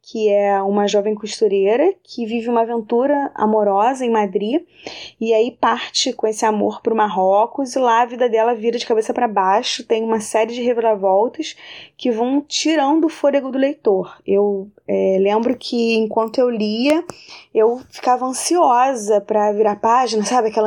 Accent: Rio de Janeiro, Brazil; eu sou do Rio de Janeiro

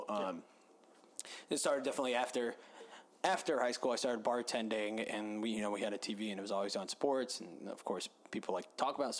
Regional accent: Atlanta, Georgia, United States; born or raised there

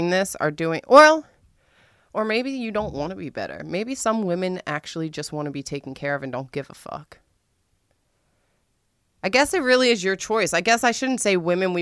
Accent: Washington, District of Columbia, United States; I'm from the East Coast. I'm from D.C.

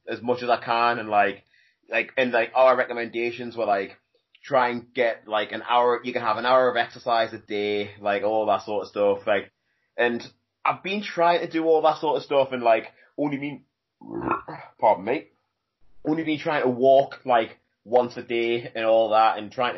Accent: South Shields, North East England, United Kingdom; South Shields. Yeah, Newcastle. Shields. That's my hometown where I grew up

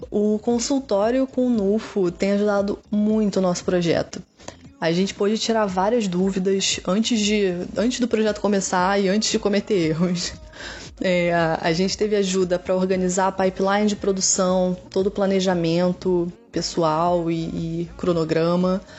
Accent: Rio de Janeiro, Brazil; eu sou do Rio de Janeiro

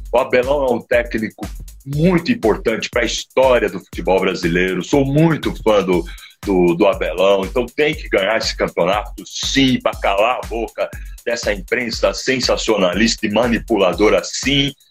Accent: Rio de Janeiro, Brazil; tenho, como carioca, eu tenho metade da, de mim que eu torço pelo Flamengo

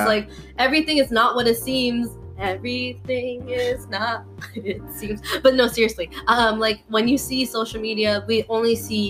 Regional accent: Toronto, Ontario, Canada; we're from Toronto. We're from, like, the six

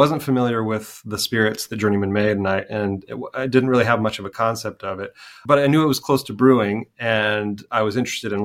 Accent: Goshen, Indiana, United States; moved away as an adult; also born or lived in Santa Ana, California; now in Ballina, Ireland; my hometown of Goshen, Indiana

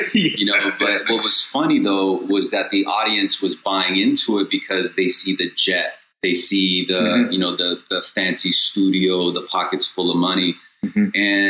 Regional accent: Long Beach, California, United States; So, you know, I grew up in Long Beach, California.

